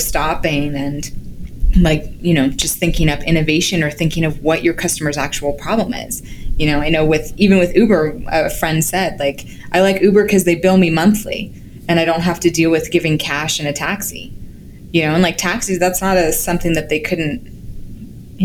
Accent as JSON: {"language": "English", "country": "Canada", "said": "as a Canadian"}